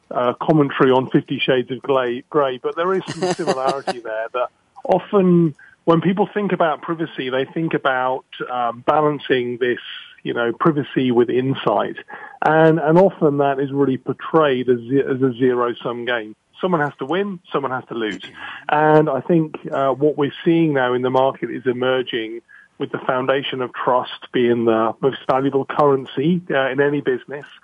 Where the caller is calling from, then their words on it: South East England, United Kingdom; Yeah, I'm calling from my uh, office about 60 miles west of London today.